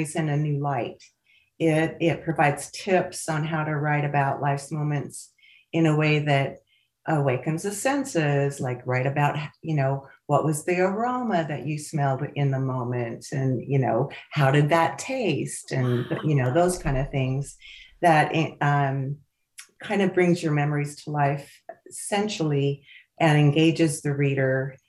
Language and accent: English; Pocatello, Idaho, United States; also born or lived in Seattle, Washington / Santa Fe, New Mexico; now in Las Vegas, United States; I describe growing up in Pocatello, Idaho.